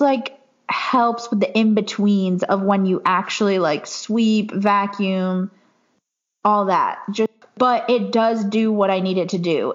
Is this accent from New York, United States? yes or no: yes; New York, United States; I grew up in New York and we used to come to Florida every year for vacation.